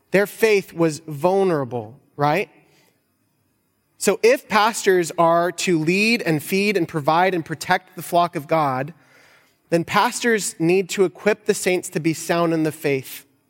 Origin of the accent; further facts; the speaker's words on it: United States; us as American Christians